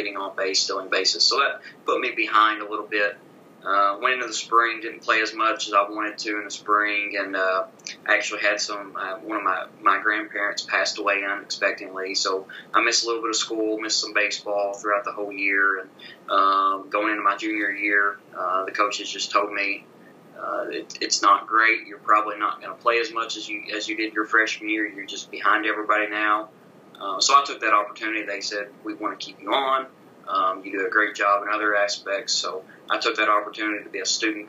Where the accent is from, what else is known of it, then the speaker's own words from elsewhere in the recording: Lawrenceburg, Kentucky, United States; now in Campbellsville, United States; my hometown of Lawrenceburg, Kentucky